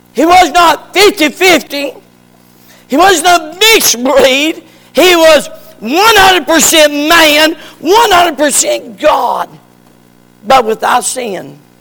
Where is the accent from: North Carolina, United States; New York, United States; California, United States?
North Carolina, United States; Morganton; Dr. Acup in Morganton brought me out to my mama